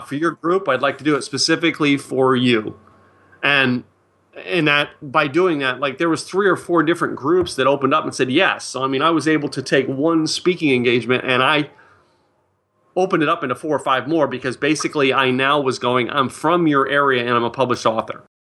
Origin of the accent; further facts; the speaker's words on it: Philadelphia, Pennsylvania, United States; now in Dallas, United States; my hometown of, uh, wh-, where I grew up, Philadelphia, Pennsylvania